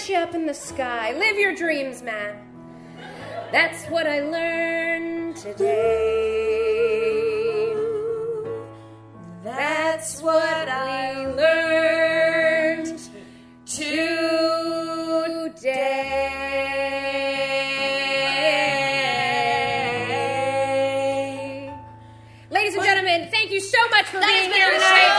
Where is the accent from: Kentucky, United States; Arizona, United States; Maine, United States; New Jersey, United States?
New Jersey, United States; I'm from New Jersey